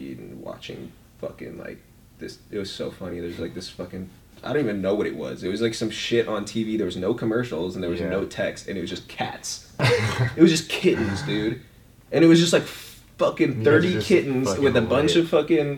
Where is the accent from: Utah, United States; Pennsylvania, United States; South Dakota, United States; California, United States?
California, United States; Orange County; we're from Orange County, which is like not your normal California.